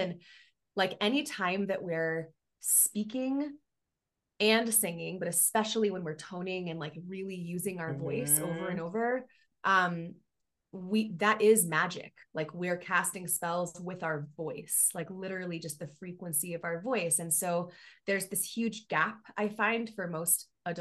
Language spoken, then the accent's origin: English; Miami, Florida, United States; moved away as an adult; now in Colorado, United States; I grew up in Miami